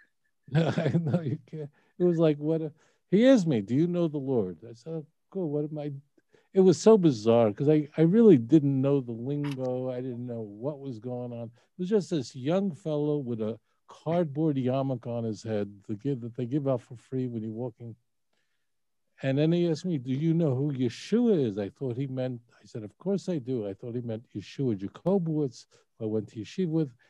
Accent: New York City, New York, United States; I grew up in Borough Park, Brooklyn

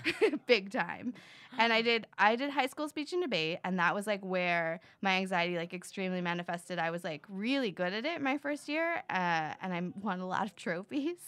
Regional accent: Florida, United States; I grew up in Florida

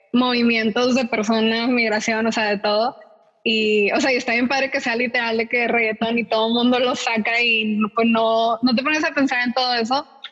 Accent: Monterrey, Nuevo León, Mexico; yo soy de aquí de Monterrey y crecí en una escuela como que bilingüe

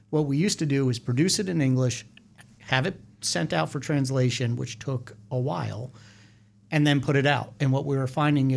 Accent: South Plainfield, New Jersey, United States; now in Hamilton Township, United States; I grew up in Middlesex County, north of there, right up Route 1 in South Plainfield. Went to school there, born and raised there.

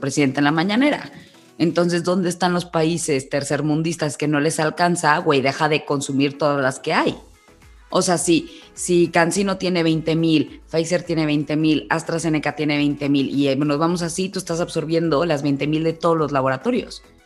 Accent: Mexico; decidí irnos a nuestro país

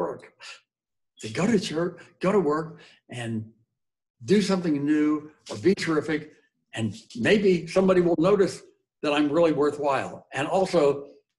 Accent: Coral Gables, Florida, United States; moved away as an adult; also born or lived in St. Thomas, Virgin Islands / Acapulco, Mexico; I was born and raised in Coral Gables, Florida

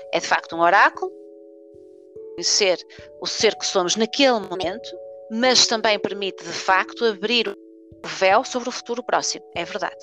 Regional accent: Porto, Norte, Portugal; na cidade do Porto, que é de onde nós somos, ah, uhum. uh, de onde eu sou

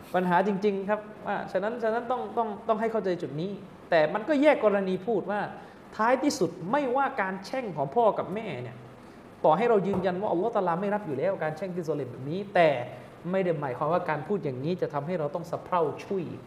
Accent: Southern Thailand, Thailand; now in Bangkok, Thailand; เด็กใต้มาอยู่

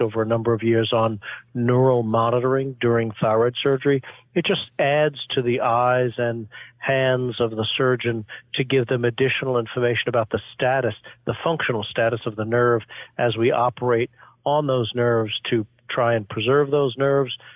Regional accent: New York City, New York, United States; moved away as an adult; now in Boston, United States; I grew up in Flushing, Queens in New York

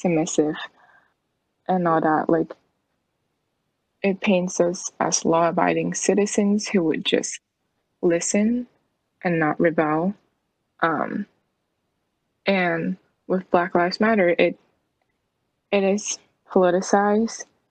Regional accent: United States; even if I was born in this country, even if I grew up here

